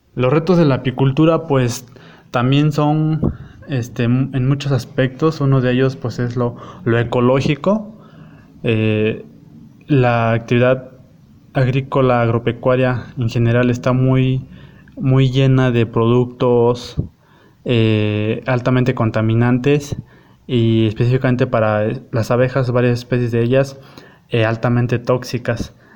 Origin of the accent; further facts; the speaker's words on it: Eloxochitlán de Flores Magón, Oaxaca, Mexico; soy del municipio de Los Ochitlán de Flores Magón, en la región Cañada del estado de Oaxaca, en la Sierra Mazateca.